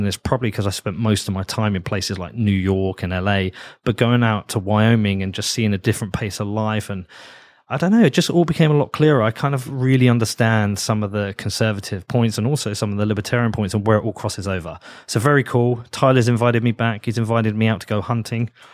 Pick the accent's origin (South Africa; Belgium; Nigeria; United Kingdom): United Kingdom